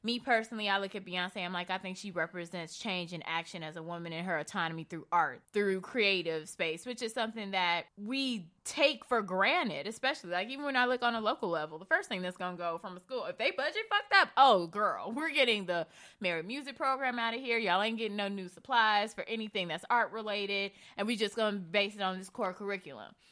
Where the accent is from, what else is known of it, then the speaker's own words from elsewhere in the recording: Chicago, Illinois, United States; I grew up in Bronzeville